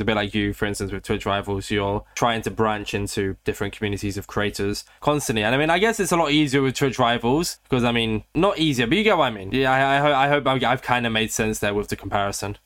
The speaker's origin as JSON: {"language": "English", "country": "United Kingdom", "said": "I am British. I live in Britain"}